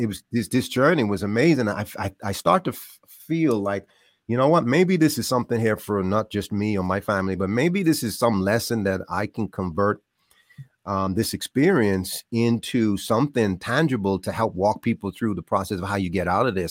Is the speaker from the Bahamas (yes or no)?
yes; Bahamas; moved away; I grew up in the Bahamas